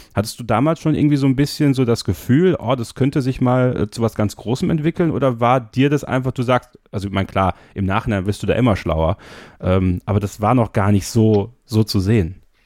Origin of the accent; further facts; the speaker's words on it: Germany; Bei uns in Deutschland